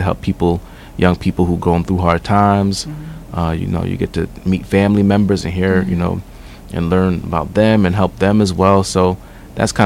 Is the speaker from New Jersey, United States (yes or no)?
yes; New Jersey, United States; also born or lived in Newark; I'm from Jersey, but I'm of, as some say, Jamaican parentage. So, I kind of grew up with that.